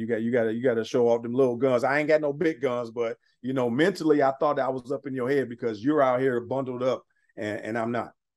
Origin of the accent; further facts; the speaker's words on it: Pittsburgh, Pennsylvania, United States; I'm from Pittsburgh, didn't grow up a Steeler fan by any means